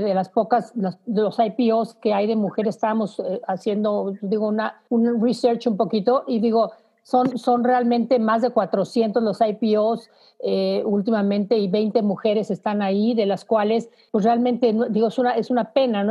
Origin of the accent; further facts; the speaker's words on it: Mexico; como mexicanos nada más estamos dos